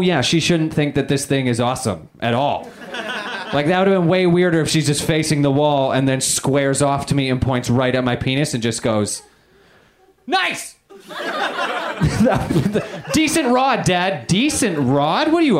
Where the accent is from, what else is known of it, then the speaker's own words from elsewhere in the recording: Canada; moved away; I am Canadian